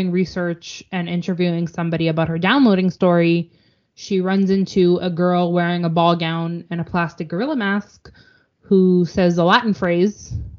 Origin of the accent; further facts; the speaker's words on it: Canada; as a Canadian.